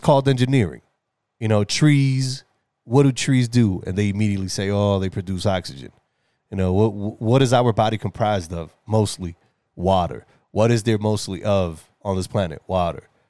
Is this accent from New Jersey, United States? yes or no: no; New York City, New York, United States; as a New Yorker, as, you know, as a young man